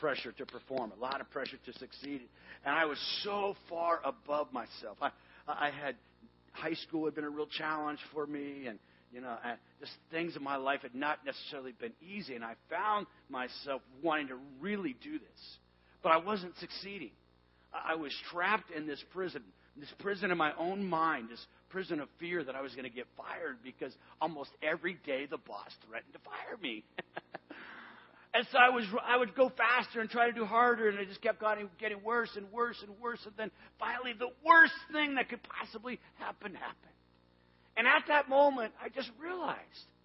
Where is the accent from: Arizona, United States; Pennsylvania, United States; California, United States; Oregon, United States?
Arizona, United States; Tucson; the mountains of southern Arizona, where I grew up in Tucson, Arizona